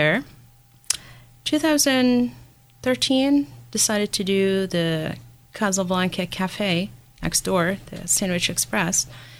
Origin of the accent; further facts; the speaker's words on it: Syria; now in United States; I'm from Syria. My parents actually immigrated in 1990.